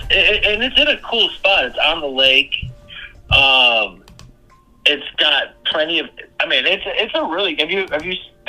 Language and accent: English; Cleveland, Ohio, United States; also born or lived in Fairview Park, Ohio; living in Cleveland, growing up in Cleveland